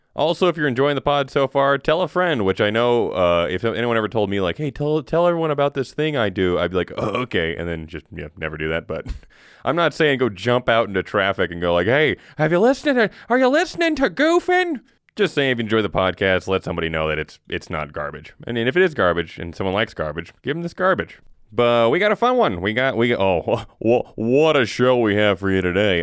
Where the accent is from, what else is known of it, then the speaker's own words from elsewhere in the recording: Wyoming, United States; I was born in Wyoming